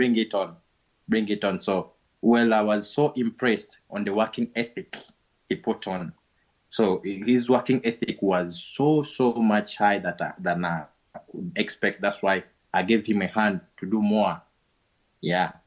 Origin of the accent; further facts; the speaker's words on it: Uganda; we are calling you from Uganda in a place called Gayaza